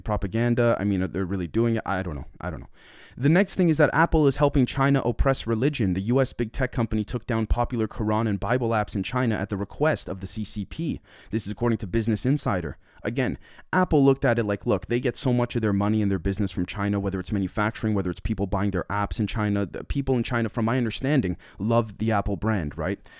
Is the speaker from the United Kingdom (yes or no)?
no; Canada; I'm from Canada